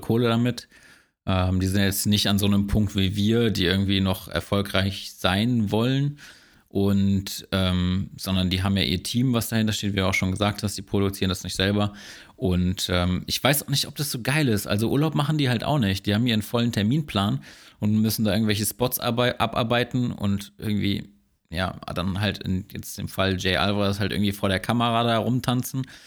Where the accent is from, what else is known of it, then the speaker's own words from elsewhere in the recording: Germany; als Deutscher oder als Europäer